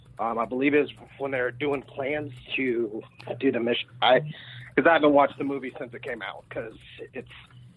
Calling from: Frisco, Texas, United States; Hey. I'm calling from Frisco.

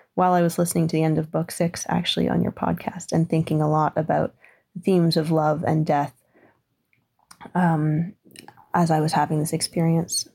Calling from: Ontario, Canada; I'm calling from Ontario, Canada

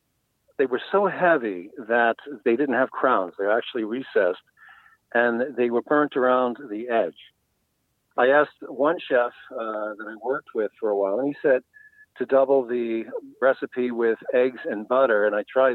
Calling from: Franconia, New Hampshire, United States; I'm calling from Franconia, New Hampshire.

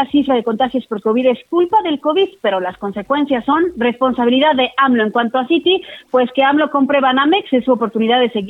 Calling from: Oaxaca, Mexico; Buenas tardes, soy de Oaxaca, tengo mi Afore en Citibanamex.

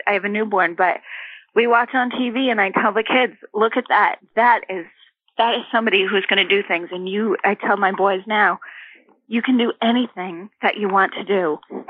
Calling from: Dedham, Massachusetts, United States; From Dedham, Mass.

